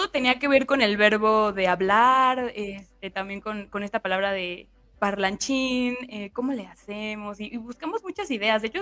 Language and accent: Spanish; Morelia, Michoacán, Mexico; also born or lived in Mexico City; Yo soy de Morelia y viví un tiempo en Ciudad de México, pero en realidad sí, como de las dos, Ciudad de México y Morelia.